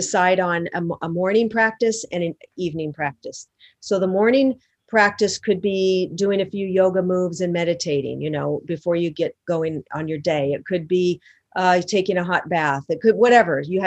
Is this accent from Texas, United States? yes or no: no; Seattle, Washington, United States; now in Los Angeles, United States; Seattle, my hometown. I live in Los Angeles